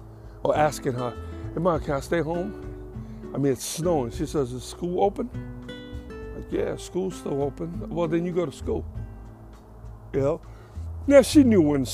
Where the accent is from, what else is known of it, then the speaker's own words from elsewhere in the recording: New York City, New York, United States; moved away; I grew up, born and raised in New York, between the Bronx, Queens